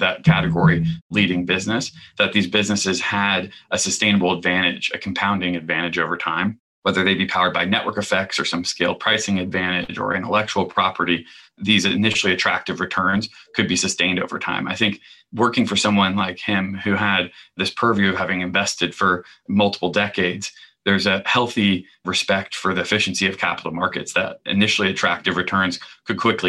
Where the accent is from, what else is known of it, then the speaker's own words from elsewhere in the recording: the South, United States; I grew up gay in the South